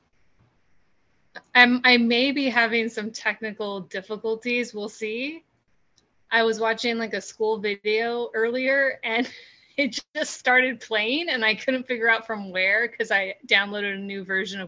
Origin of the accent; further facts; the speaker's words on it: California, United States; moved away as an adult; also born or lived in New York City; I'm from California originally, so in California